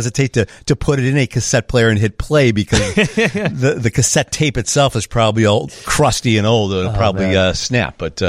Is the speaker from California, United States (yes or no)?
no; Burbank, Illinois, United States; I grew up in Burbank